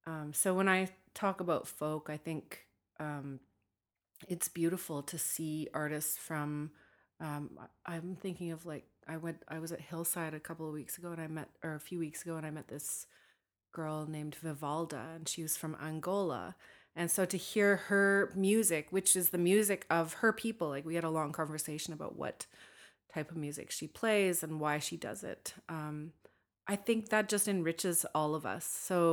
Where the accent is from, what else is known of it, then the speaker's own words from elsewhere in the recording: Northern Canada, Canada; from my own perspective as a Northerner, as a Dene woman